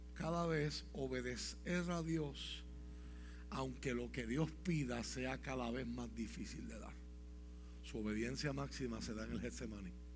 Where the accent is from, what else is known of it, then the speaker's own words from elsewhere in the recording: Puerto Rico; aquí tenemos un reto como puertorriqueño